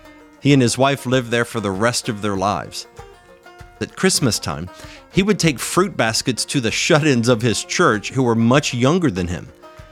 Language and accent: English; West Virginia, United States; moved away; I grew up around them. I came from the hills of West Virginia, Appalachian born and bred